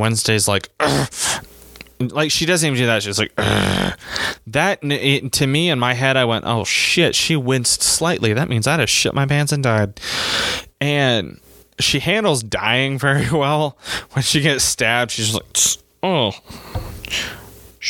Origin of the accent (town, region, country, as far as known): United States